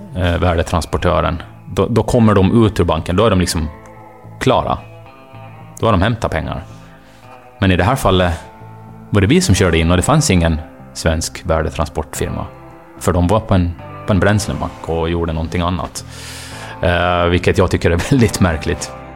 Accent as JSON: {"language": "Swedish", "country": "Åland Islands", "tie": "born or raised there", "said": "Jag är uppvuxen på Åland"}